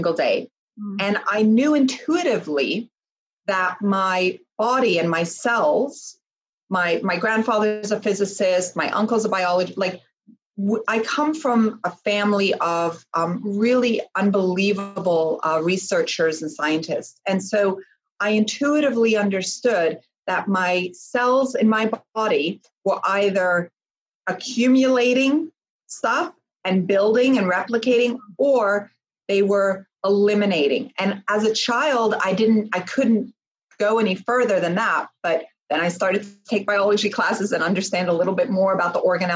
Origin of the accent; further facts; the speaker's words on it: Switzerland; I was born in Switzerland.